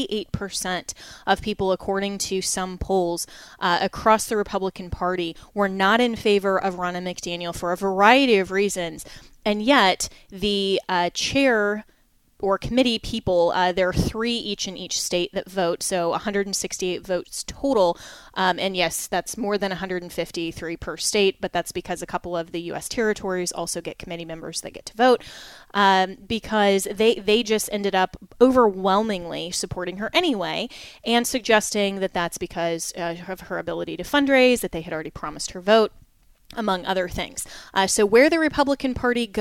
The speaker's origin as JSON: {"language": "English", "region": "Colorado", "country": "United States", "said": "in my home state of Colorado, I am unaffiliated"}